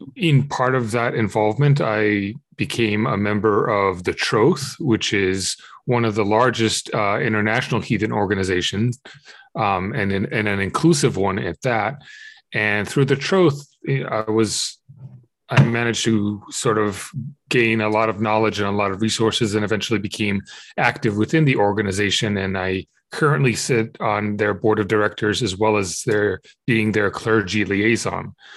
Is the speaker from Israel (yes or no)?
yes; Israel; I grew up in Israel